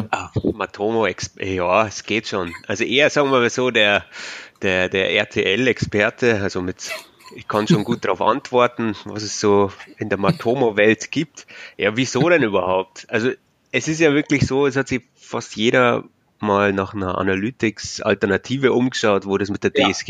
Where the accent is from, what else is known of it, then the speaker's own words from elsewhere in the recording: Bavaria, Germany; accent: Bavarian; ich komme aus, aus Bayern, wie man vielleicht hört, am Akzent.